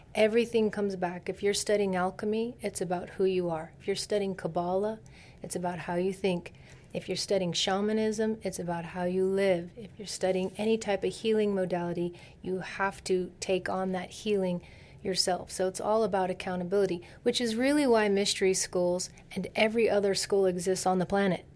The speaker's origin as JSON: {"language": "English", "area": "Silicon Valley", "region": "California", "country": "United States", "said": "I'm from Silicon Valley"}